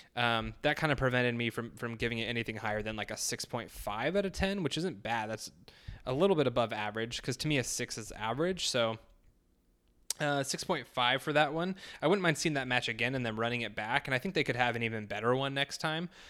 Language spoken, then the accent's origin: English; United States; being an American